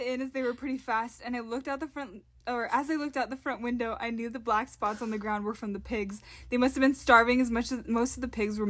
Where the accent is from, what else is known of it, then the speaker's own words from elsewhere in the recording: Washington, United States; I was only used to the rain this time of year, being I was from Washington State.